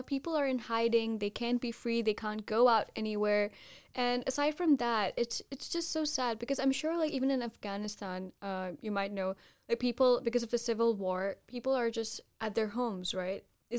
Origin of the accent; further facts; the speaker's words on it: Mathura, Uttar Pradesh, India; there's this beautiful place in India, in my hometown actually, Uttar Pradesh. The place is known as Mathura